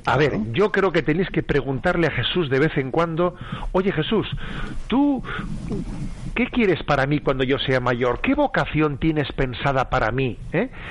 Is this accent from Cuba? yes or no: no; San Sebastián, Basque Country, Spain; soy de San Sebastián y entonces tengo, la familia conmigo